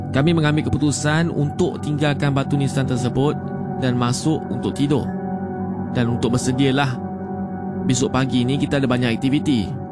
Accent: Terengganu, Malaysia; Saya berasal dari Terengganu.

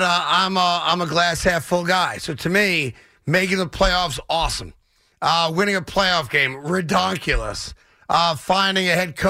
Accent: New York, United States; as a New Yorker

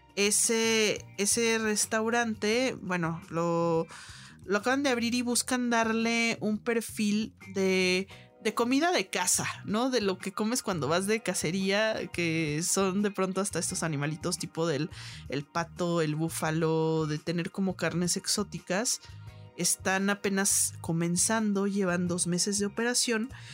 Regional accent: Guadalajara, Jalisco, Mexico; moved away; allá en mi tierra en Guadalajara

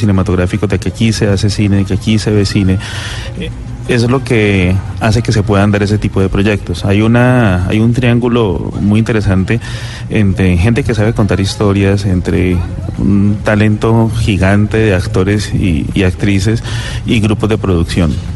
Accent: Cali, Valle del Cauca, Colombia; eso que está impregnado en el ADN de nosotros como caleños

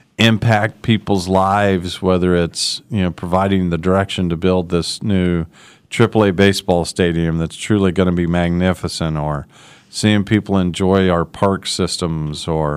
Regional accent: Wichita, Kansas, United States; I grew up in Wichita and love this city

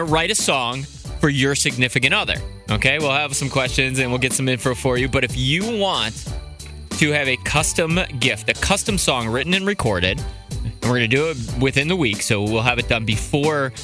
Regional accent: Wheeling, West Virginia, United States; moved away; my hometown of Wheeling

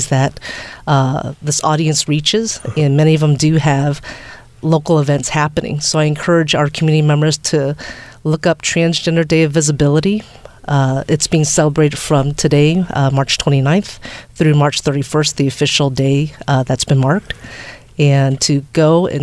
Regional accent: Virginia, United States; moved away; Virginia's my home state

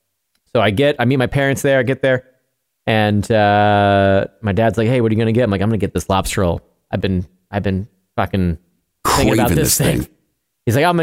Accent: New York, United States; born or raised there; moved away

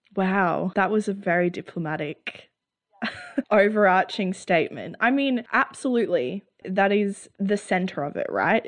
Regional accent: Australia; as Australians, a central part of our identity

